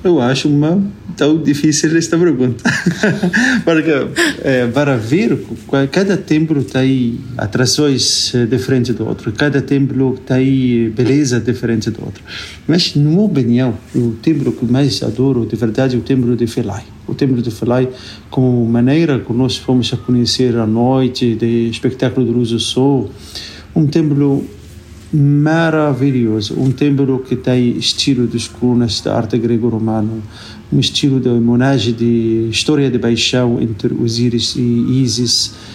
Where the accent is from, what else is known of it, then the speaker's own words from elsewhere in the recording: Cairo, Cairo Governorate, Egypt; Portuguese is a second language; moved away; also born or lived in Lisbon, Portugal; eu sou natural aqui de Cairo